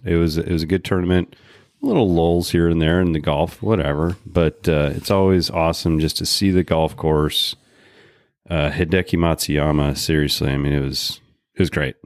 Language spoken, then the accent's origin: English; Portland, Oregon, United States; We're from Portland